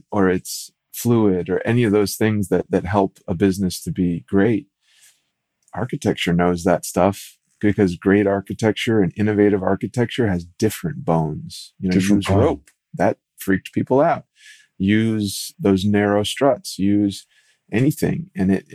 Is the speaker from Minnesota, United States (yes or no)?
yes; Minnesota, United States; I grew up in Minnesota, where the state bird is the loon